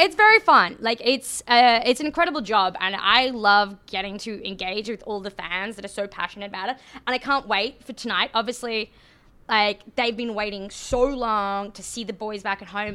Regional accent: about 800 kilometers north of Brisbane, Queensland, Australia; accent: Australian; now in Canada; as my accent suggests, I am Australian

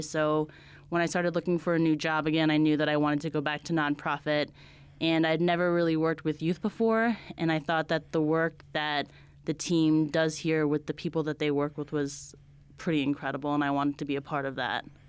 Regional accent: New Jersey, United States; moved away as an adult; also born or lived in Delaware / Brooklyn; now in Albuquerque, United States; I'm from New Jersey. I grew up in a small town outside Giant Stadium, a small suburb right outside New York City

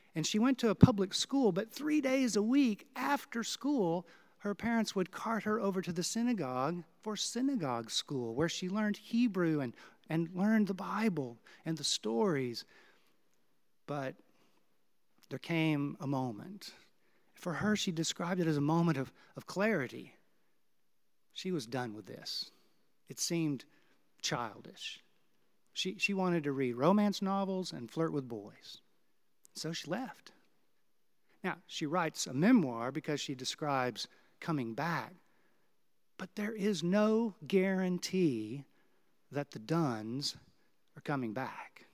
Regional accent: Houston, Texas, United States; now in Kansas City, United States; my hometown of Houston

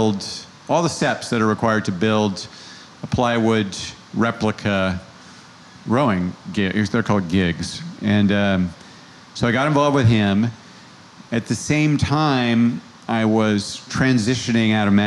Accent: Santa Cruz, California, United States; now in New York, United States; I grew up in Santa Cruz, California

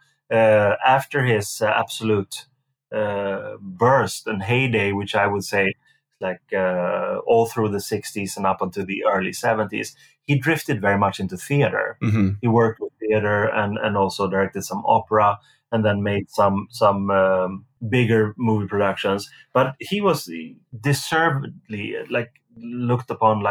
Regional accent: Sweden; growing up in Sweden when I did

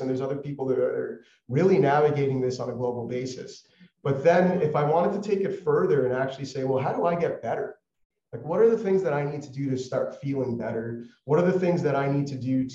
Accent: Toronto, Ontario, Canada; moved away as an adult; now in United States; I'm born and raised in the Toronto area

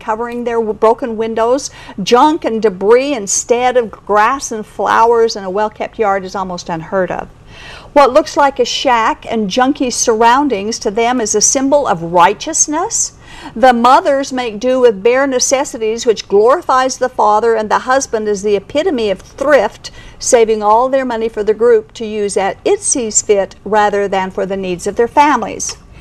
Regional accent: Kaysville, Utah, United States; I was raised in Davis County in Kaysville

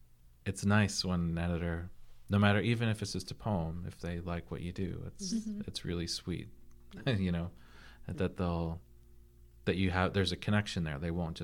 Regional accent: East Coast, United States; Yeah, I'm from the East Coast.

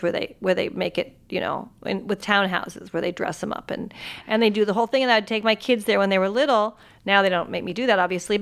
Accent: Santa Barbara, California, United States; now in New York, United States; I live in New York, and Halloween is very weird in New York because I grew up in California. And I grew up in Santa Barbara

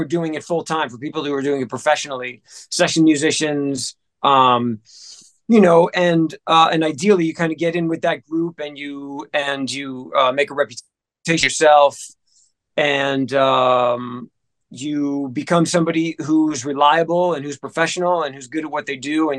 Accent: New Jersey, United States; also born or lived in Memphis; Before that, I was in Memphis. And then before that, I grew up in, I was born and raised in New Jersey, right outside of Manhattan.

